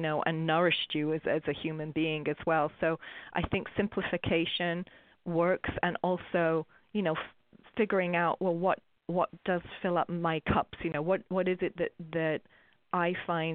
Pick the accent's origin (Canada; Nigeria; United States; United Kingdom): United Kingdom; England; I'm English